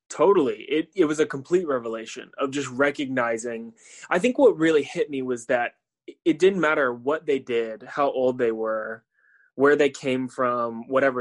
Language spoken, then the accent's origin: English; Tampa, Florida, United States; moved away as an adult; also born or lived in Chattanooga, Tennessee; I am from Tampa, Florida. I grew up, born and raised there